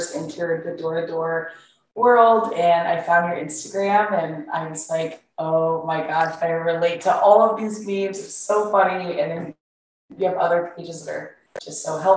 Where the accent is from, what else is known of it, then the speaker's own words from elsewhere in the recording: Kansas, United States; moved away as an adult; now in Austin, United States; I grew up in Kansas. I was a little farm girl growing up.